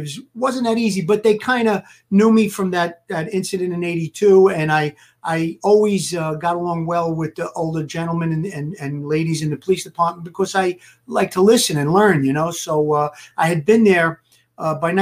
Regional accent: New York City, New York, United States; growing up in Brooklyn

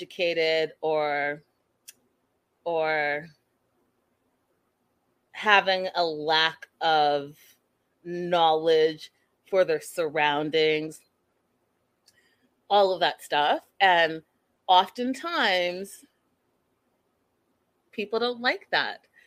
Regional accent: Canada; I'm Canadian.

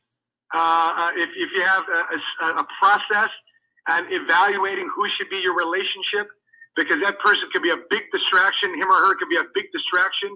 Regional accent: United States; I'm Filipino, so I resonated with that. Raised in America

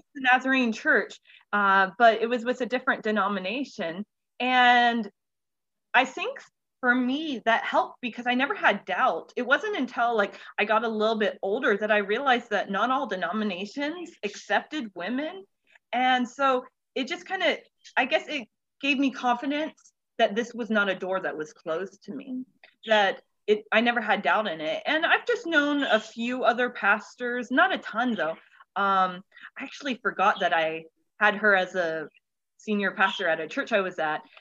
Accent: Central Florida, United States; I'm from Florida, like Central Florida, uh, born, raised, hopefully never have to leave.

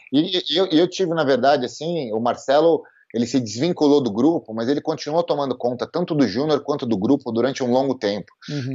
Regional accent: São Paulo, Brazil; eu sou nascido e criado em São Paulo

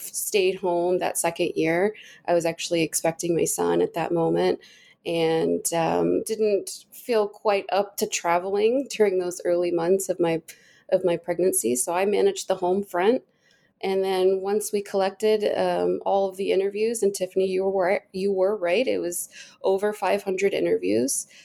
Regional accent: Denton, Texas, United States; also born or lived in Austin, Texas; I'm from Texas originally. I was born in Austin, but was raised in Denton

